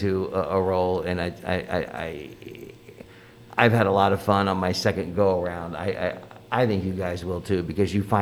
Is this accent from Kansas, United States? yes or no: yes; Overland Park, Kansas, United States; now in Nebraska, United States; is that my theater in my hometown?